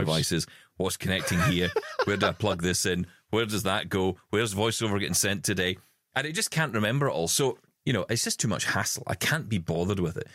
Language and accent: English; Scotland, United Kingdom; in our family, because we're Scottish, we say wabbly.